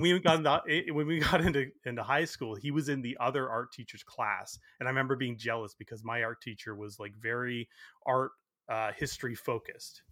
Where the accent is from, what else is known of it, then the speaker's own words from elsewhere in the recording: Burlington, Ontario, Canada; I grew up in Burlington, so it was only about twenty minutes from my house